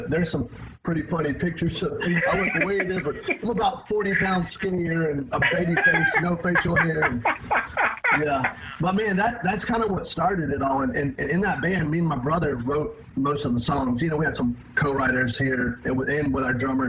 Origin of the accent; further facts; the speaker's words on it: Wake Forest, North Carolina, United States; moved away as an adult; also born or lived in Boone, North Carolina; I was raised in Wake Forest. We're just north of Raleigh